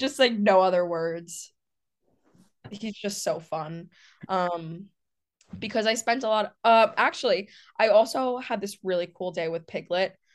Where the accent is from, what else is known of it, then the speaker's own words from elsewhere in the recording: New York City, New York, United States; moved away; I'm from New York City